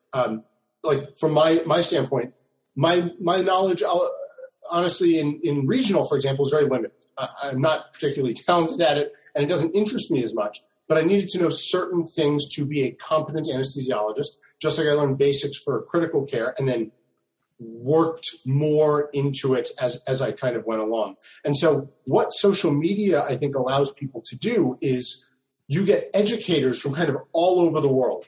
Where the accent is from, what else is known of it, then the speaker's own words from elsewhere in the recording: New Jersey, United States; I'm actually from South Jersey